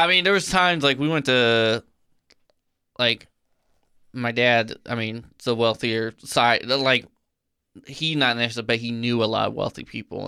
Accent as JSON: {"language": "English", "region": "Illinois", "country": "United States", "tie": "born or raised there", "moved": "yes", "said": "I grew up in Illinois"}